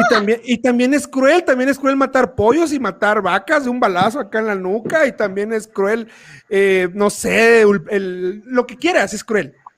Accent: Tabasco, Mexico; now in Querétaro, Mexico; cuando a mí me preguntan que si de dónde soy, orgullosamente sin pedo saco el cobre y digo, soy de Tabasco y a mucha honra

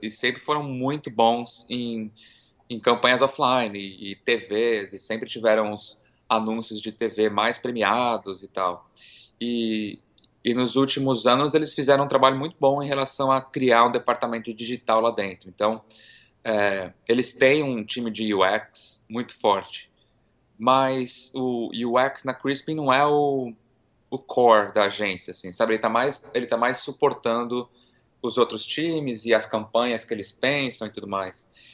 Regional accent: São Paulo, Brazil; moved away as an adult; also born or lived in Miami / New York; now in San Francisco, United States; Eu nasci em São Paulo, fui criado lá e fiquei por lá até meus vinte e poucos anos.

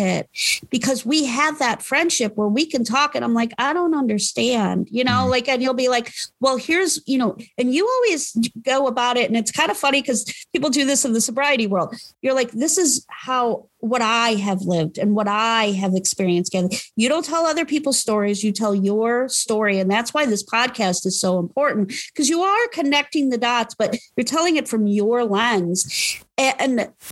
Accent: Parma, Ohio, United States; I grew up in Parma

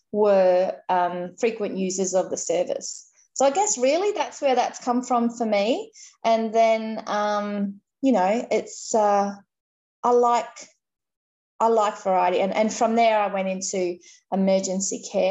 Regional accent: Innisfail, Queensland, Australia; also born or lived in Ayr, Australia; now in Cairns, Australia; I grew up in Innisfail, which, you know, wasn't Western, but it was rural, and I grew up on property there

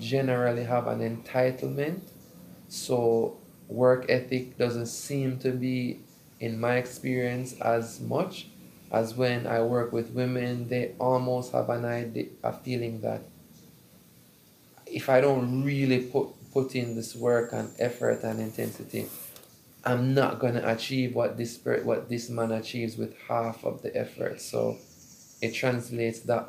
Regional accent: Jamaica; I'm a bit partial to being Jamaican

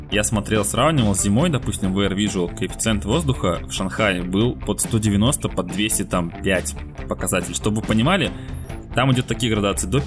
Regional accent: Siberia, Russia; мы сидели вчера в баре с друзьями, и мы из Сибири, а девочка у нас с Дальнего Востока

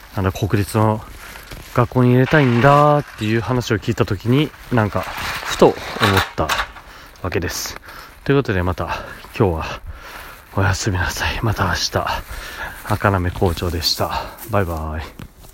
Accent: Kanto, Chiba, Japan; 父母は東北出身なんですよなんですけど知事の仕事の関係で僕は関東で生まれて引っ越しが何回かあるんですけど関東でほとんど住んでましたね

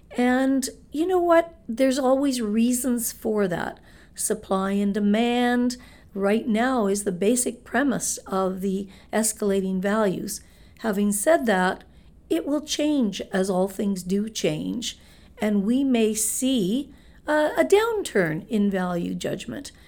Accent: Winnipeg, Manitoba, Canada; moved away as an adult; now in Hamilton, Canada; I was born and raised in Winnipeg, Manitoba

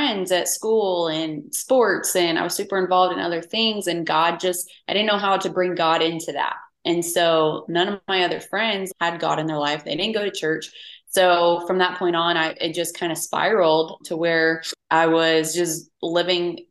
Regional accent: St. Cloud, Florida, United States; moved away as an adult; also born or lived in Denver, Colorado; now in Houston, United States; I grew up in St. Cloud, Florida, small town outside of Orlando, Florida. And I was raised there until I left when I was 19

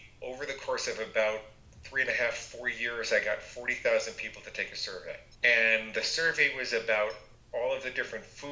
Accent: New York, United States; I grew up in New York, and I was in a family of 17 psychotherapists.

